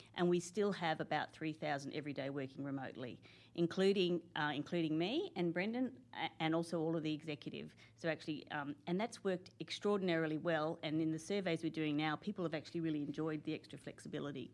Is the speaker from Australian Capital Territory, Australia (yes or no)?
yes; Canberra, Australian Capital Territory, Australia; I'm one of those people who are from Canberra. I, I, I grew up here